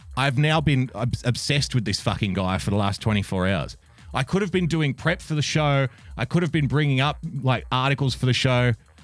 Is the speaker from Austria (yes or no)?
no; Australia; I love being an Australian